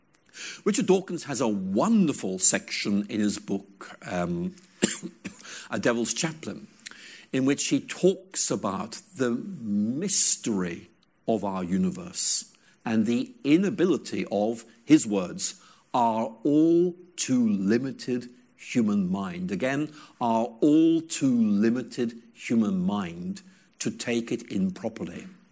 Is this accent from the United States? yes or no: no; Ireland; I remember once being dragged along to a church in rural Ireland. I grew up in Ireland when I was about 7 or 8, and we had this church service